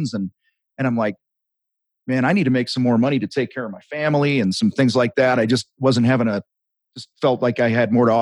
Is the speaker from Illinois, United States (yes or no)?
yes; outside of Chicago, Illinois, United States; I grew up outside of Chicago